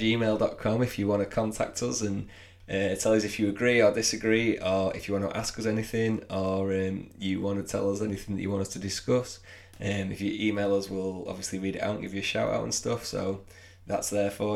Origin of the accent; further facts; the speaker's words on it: England, United Kingdom; We're English